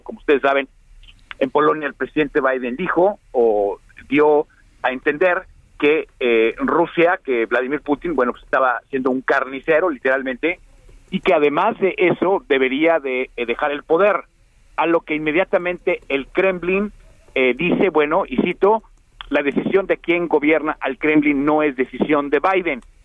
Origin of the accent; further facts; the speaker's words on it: Mexico; now in Texas, United States; nosotros estamos en México